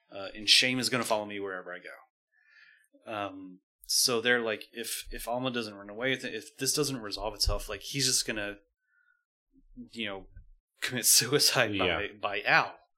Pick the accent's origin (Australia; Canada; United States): United States; Northern California; I'm from Northern California